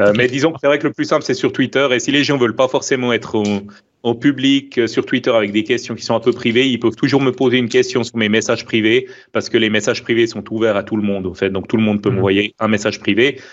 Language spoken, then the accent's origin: French; Switzerland; accent: Swiss; mon accent suisse